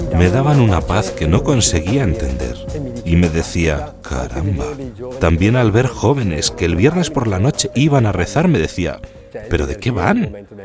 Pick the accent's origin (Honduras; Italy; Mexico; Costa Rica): Italy; Bedizzole, Lombardy; soy de Bedizzole, un pueblo de Brescia, a 10 kilómetros del lago de Garda